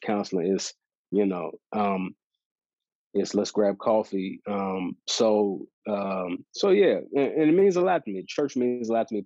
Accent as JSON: {"language": "English", "town": "Dallas", "region": "Texas", "country": "United States", "tie": "born or raised there", "said": "I moved to Dallas and uh, have been, you know, this is where I grew up, and so that's been yeah. cool to be be back in my my hometown"}